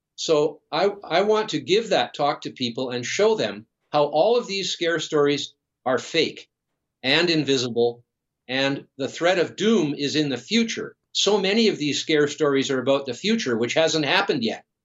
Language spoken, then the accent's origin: English; British Columbia, Canada; being from British Columbia, of course, I've grown up, I was born here and lived here all my life.